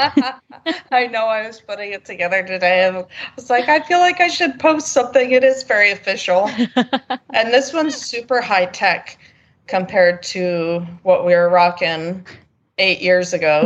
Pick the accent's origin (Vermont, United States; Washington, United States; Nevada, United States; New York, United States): New York, United States; now in Wellington, United States; I'm from New York originally